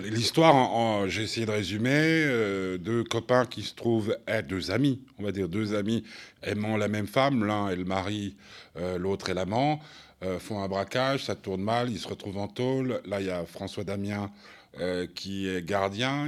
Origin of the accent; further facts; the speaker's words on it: Switzerland